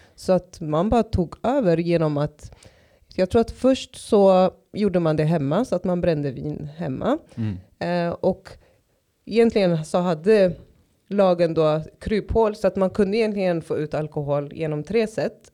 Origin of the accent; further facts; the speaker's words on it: Stockholm, Stockholm County, Sweden; jag är uppväxt i Tensta och Rinkeby